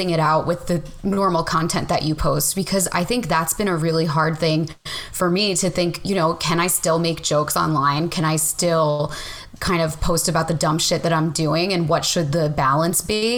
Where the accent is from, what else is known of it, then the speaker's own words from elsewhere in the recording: Bay Head, New Jersey, United States; moved away; I grew up on the Jersey Shore. I grew up in a town called Bayhead